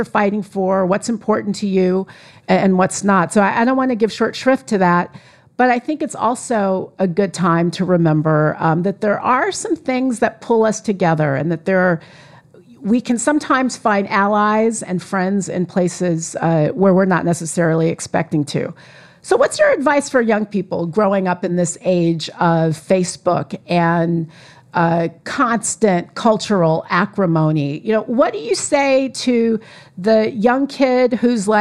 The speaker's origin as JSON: {"language": "English", "region": "California", "country": "United States", "said": "I am from California"}